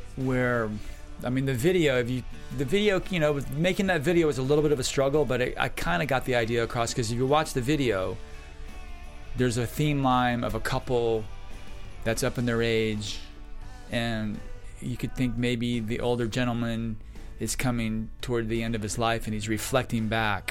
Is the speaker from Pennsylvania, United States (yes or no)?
no; Florida, United States; I grew up in Florida